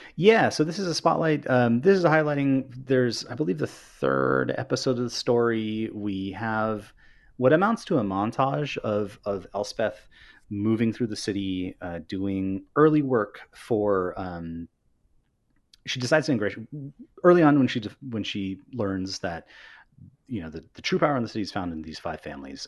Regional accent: Northern California, United States; I'm from Northern California and not from Southern California

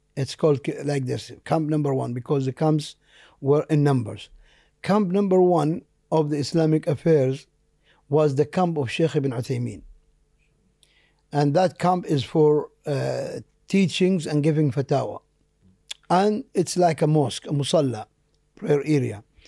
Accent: Jeddah, Makkah Province, Saudi Arabia; first language Arabic; English is a second language; I was born there in Jeddah in nineteen sixty-three, uh, in a simple area called Bab Sharif

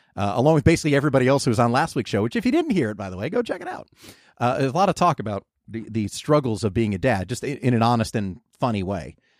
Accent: New Jersey, United States; moved away as an adult; also born or lived in California; growing up in Jersey where we get the complete spectrum of weather

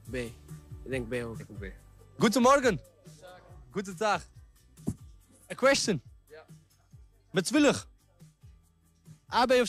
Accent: Overijssel, Netherlands; Ja, ik kom uit Twente.

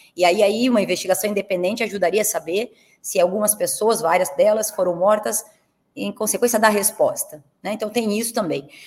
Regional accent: Curitiba, Paraná, Brazil; eu sou de Curitiba e meu pai torcia para o Curitiba Futebol Clube

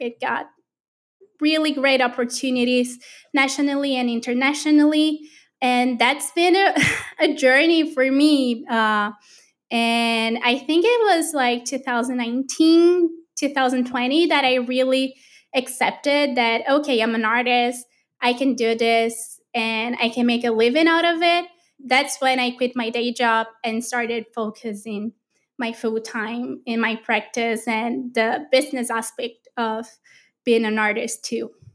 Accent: Brazil; moved away; I'm from Brazil

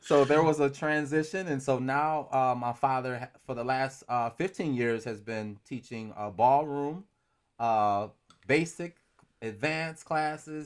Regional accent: Romulus, Michigan, United States; hometown is Romulus, Michigan, which is, uh, pretty much about twenty minutes or so, uh, from Detroit

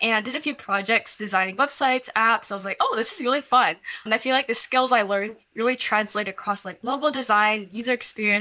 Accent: Silicon Valley, California, United States; born and raised in Silicon Valley

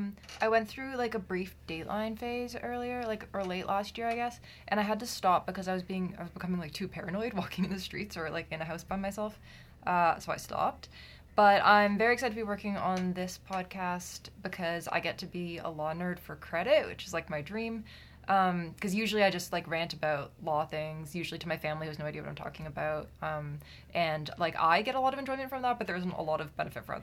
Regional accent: Victoria, British Columbia, Canada; also born or lived in Vancouver; I grew up in Victoria

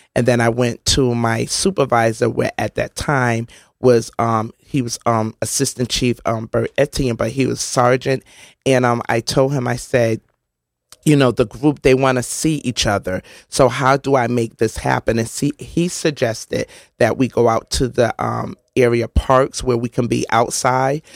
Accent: New Haven, Connecticut, United States; I grew up on Canal Street, one twenty Canal Street, sixth floor apartment sixty-six, which is now Monterey Place

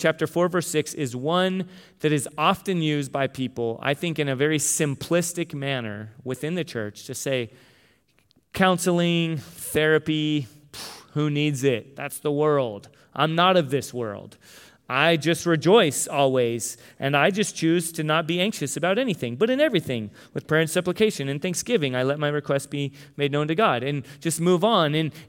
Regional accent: Tucson, Arizona, United States; But no, that we're from Tucson and we had U of A gear and all this stuff.

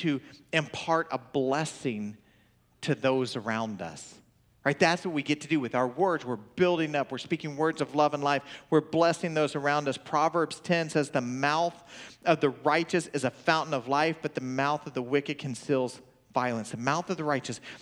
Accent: Oklahoma, United States; accent: Okie; Clearly, I sound like an Okie, right? I'm from Oklahoma.

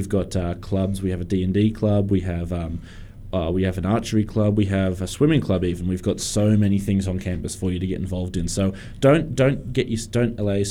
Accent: Hunter region, New South Wales, Australia; As someone personally who hails from the Hunter region

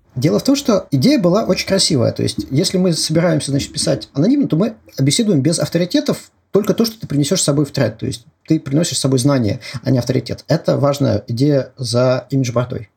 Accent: Moscow, Russia; Я москвич

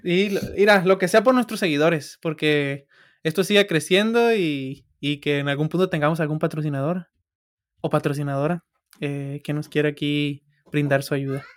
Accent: Sinaloa, Mexico; first language Spanish; yo soy de Sinaloa

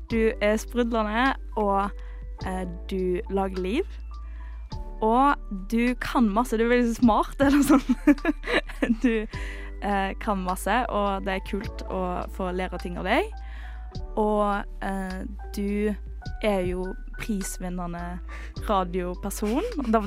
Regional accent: Western Norway, Norway; jeg er fra Vestlandet.

